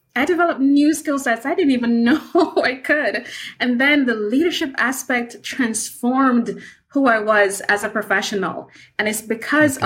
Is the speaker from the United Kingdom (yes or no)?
no; Kingston, Jamaica; I am from Kingston, Jamaica